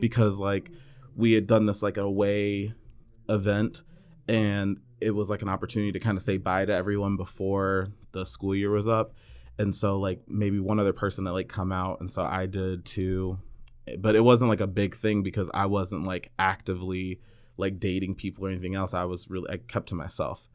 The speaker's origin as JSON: {"language": "English", "area": "north of San Francisco", "region": "Northern California", "country": "United States", "tie": "born or raised there", "said": "I'm from Northern California, north of, uh, San Francisco. I was always the token black kid"}